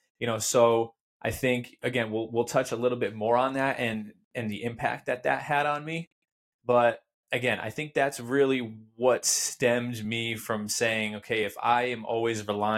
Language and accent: English; Torrington, Connecticut, United States; I was born and raised in Torrington, Connecticut.